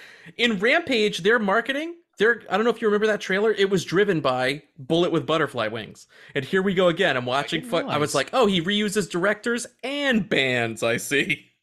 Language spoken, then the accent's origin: English; Australia; I don't want them to know I'm Australian. They'll know.